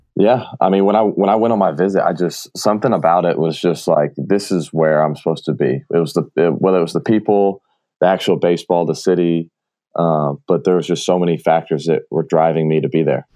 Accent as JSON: {"language": "English", "town": "Marietta", "region": "Georgia", "country": "United States", "tie": "born or raised there", "said": "I grew up in Marietta, Georgia"}